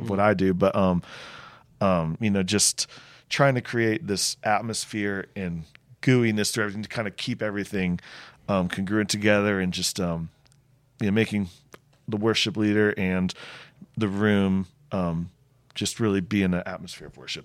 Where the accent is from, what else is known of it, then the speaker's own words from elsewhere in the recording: Connecticut, United States; moved away as an adult; also born or lived in Charleston, South Carolina; I grew up in Connecticut